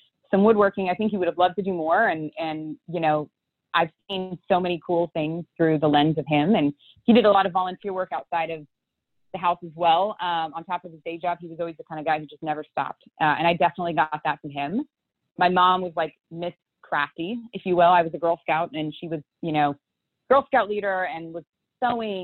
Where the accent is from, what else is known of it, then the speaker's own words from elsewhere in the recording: Houston, Texas, United States; I grew up here in Houston, Texas